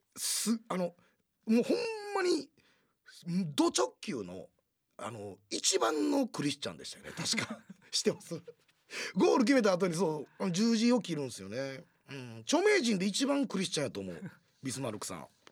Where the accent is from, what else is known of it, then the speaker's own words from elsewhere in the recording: Kansai, Japan; 我々関西人